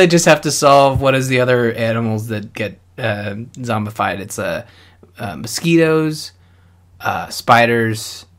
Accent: Canada; I'm from Canada. I feel like we don't establish that as often as we should, eh?

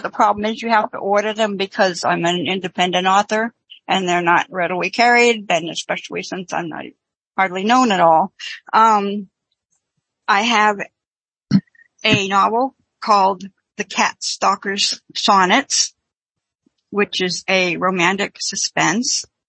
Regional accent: Manchester, New Hampshire, United States; moved away as an adult; now in Virginia, United States; I am originally from Manchester, New Hampshire

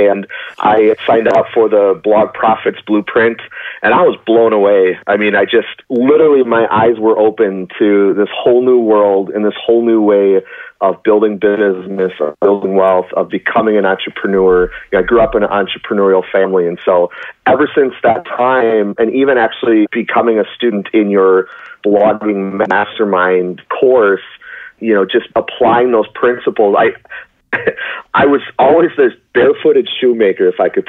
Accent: Spooner, Wisconsin, United States; born there; now in Minneapolis, United States; Yeah, so I was born in a small town called Spooner, Wisconsin, about 2 hours outside of the Twin Cities in Minnesota. My wife and I currently live in Minneapolis, Minnesota, though.

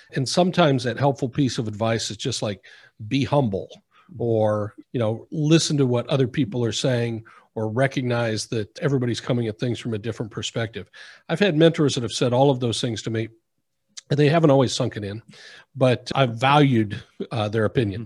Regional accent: Midwest, United States; now in South Florida, United States; Growing up in the Midwest, there was no water planning

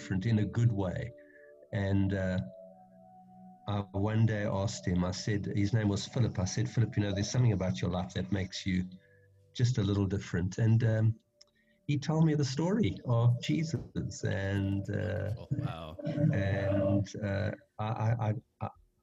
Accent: Johannesburg, Gauteng, South Africa; my home country is South Africa, and like every white person living in this country, I've been deeply shaped and formed for better and for worse by the history of our country.

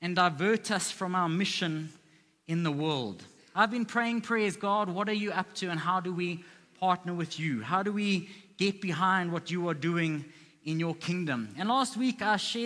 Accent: South Africa

